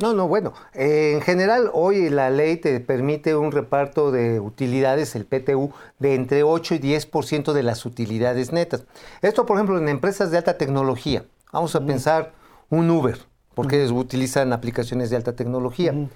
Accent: Tula, Hidalgo, Mexico; hacia Tula, de donde soy. Ajá, de allá yo soy, yo soy oriundo de esa zona

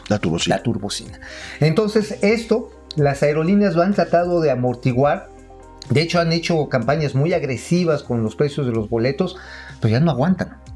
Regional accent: Tabasco, Mexico; moved away; en las costas de Tabasco, allá en mi patria chica

